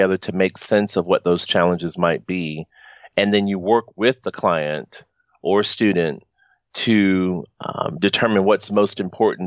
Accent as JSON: {"language": "English", "region": "the South", "country": "United States", "moved": "yes", "said": "I'm from the South"}